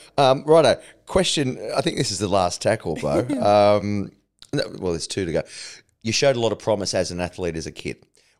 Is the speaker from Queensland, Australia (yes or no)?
no; Parramatta, New South Wales, Australia; Well, I grew up in Parramatta. Well, we used to call Parramatta River our beach.